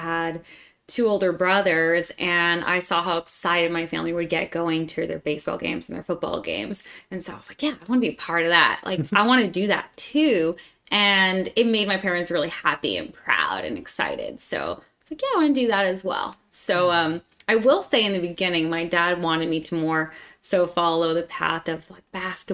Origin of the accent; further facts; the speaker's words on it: Scranton, Pennsylvania, United States; moved away as an adult; now in Atlanta, United States; I'm from Pennsylvania and grew up in a small family.